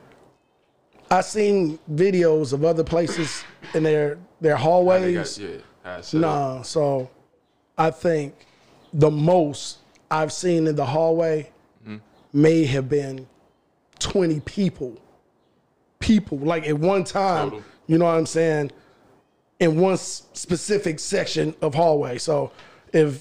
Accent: Chicago, Illinois, United States; also born or lived in Texas; I'm from Chicago

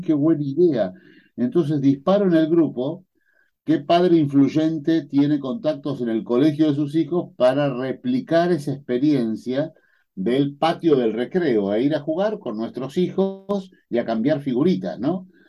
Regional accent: Adrogué, Buenos Aires Province, Argentina; Yo nací en Adrogué

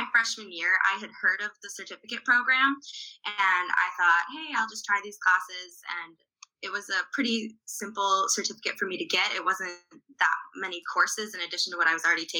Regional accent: Wisconsin, United States; I am from Wisconsin.

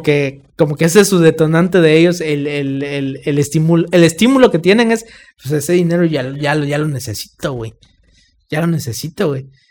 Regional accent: Campeche, Mexico; nosotros, la banda de Campeche

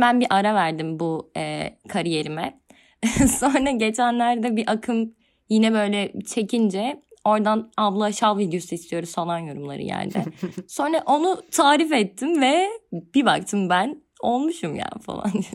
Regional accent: Kütahya, Turkey; moved away as an adult; now in Istanbul, Turkey

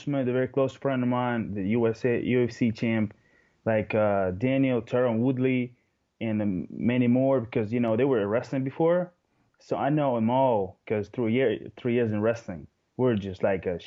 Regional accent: Moscow, Russia; English is a second language; I live in Moscow my whole life. I was born here and raised

